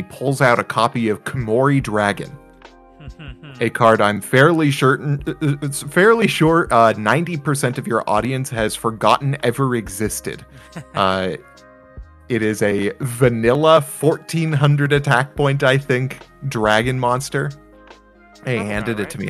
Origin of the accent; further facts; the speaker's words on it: Washington, United States; in my hometown in Washington